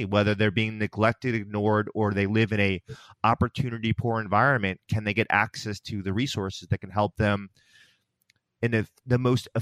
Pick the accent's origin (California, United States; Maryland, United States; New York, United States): New York, United States; outside of New York City, United States; we grew up in New York, outside of New York City